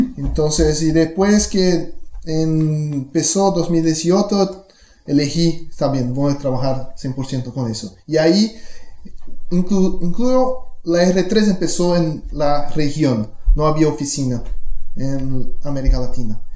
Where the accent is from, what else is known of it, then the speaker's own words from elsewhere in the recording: Brazil; first language Portuguese; Spanish is a second language; soy brasileño